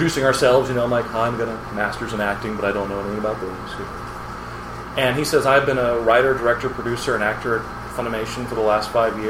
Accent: San Antonio, Texas, United States; moved away; also born or lived in Los Angeles; we're both from San Antonio

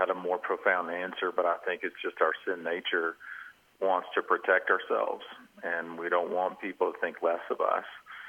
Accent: Georgia, United States; also born or lived in Arkansas; I'm actually from Georgia. Lived in Arkansas, but I want to give my home state credit, so I'm a Georgia Bulldog at heart.

